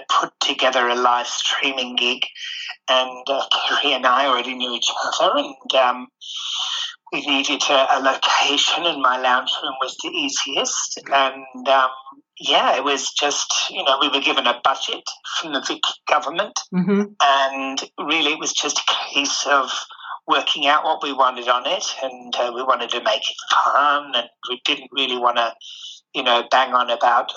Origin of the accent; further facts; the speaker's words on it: England, United Kingdom; now in Melbourne, Australia; growing up in England